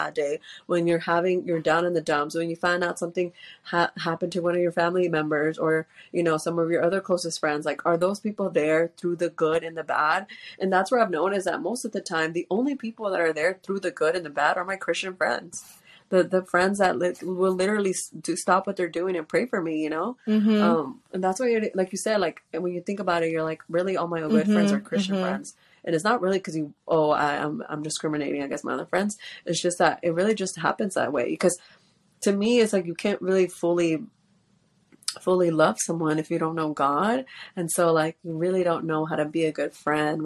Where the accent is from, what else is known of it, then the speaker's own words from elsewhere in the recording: Houston, Texas, United States; I'm from Houston, Texas